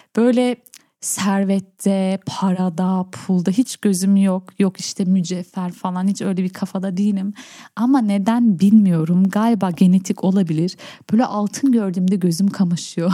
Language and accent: Turkish; Berlin, Germany; also born or lived in Urfa; Ben Berlin vatandaşıyım. Ben Berlin'de doğdum.